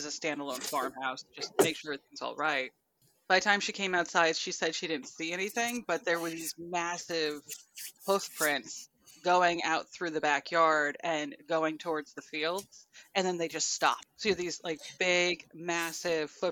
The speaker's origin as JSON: {"language": "English", "town": "Ironia", "region": "New Jersey", "country": "United States", "tie": "born or raised there", "said": "I grew up in Old Ironia at this point, so that would be up in Morris County"}